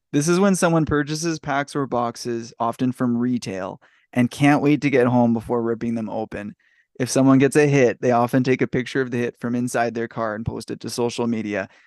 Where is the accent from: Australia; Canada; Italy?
Canada; I'm Canadian